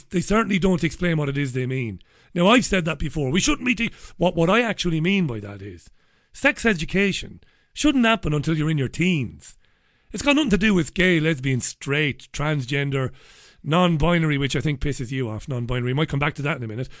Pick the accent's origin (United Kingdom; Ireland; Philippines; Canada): Ireland; Waterford, Munster; I grew up in Ballybeggin in Waterford City